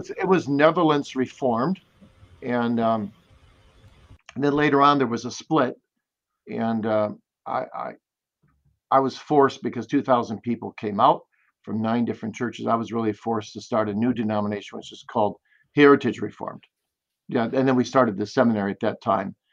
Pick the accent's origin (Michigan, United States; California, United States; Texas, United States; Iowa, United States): Michigan, United States; Kalamazoo; Kalamazoo, Michigan.